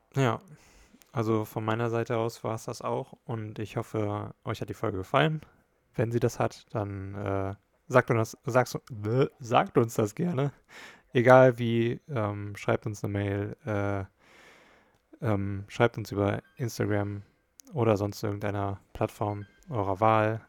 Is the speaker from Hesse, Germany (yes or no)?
yes; Hesse, Germany; bei uns in Hessen